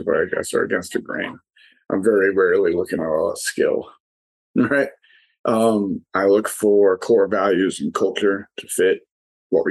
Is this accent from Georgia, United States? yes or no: no; New York City, New York, United States; moved away as an adult; now in Delaware, United States; I'm originally from New York City, not West Virginia, but I now live in a place called Delaware